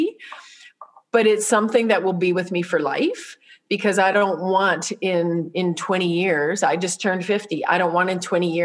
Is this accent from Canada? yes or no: yes; Saskatoon, Saskatchewan, Canada; now in Calgary, Canada; We grew up in Saskatoon